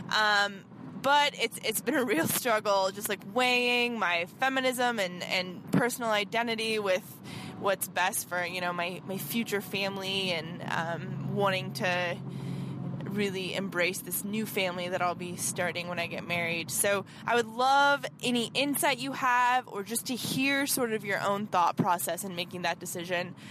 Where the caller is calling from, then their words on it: Nebraska, United States; I'm calling from Nebraska.